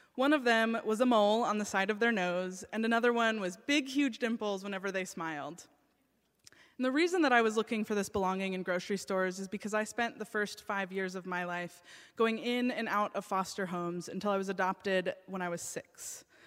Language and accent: English; United States; I grew up in the United States